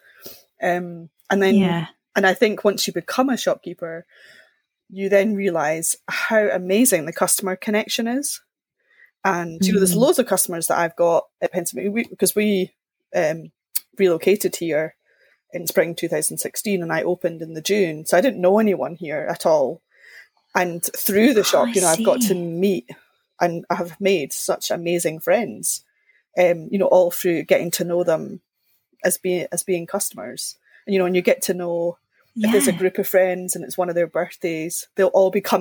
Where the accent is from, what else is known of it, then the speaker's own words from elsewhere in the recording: Linlithgow, Scotland, United Kingdom; I grew up in Linlithgow, just outside Edinburgh.